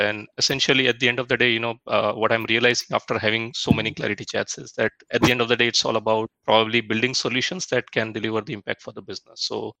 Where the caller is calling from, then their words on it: Bangalore, Karnataka, India; I'm joining from Bangalore.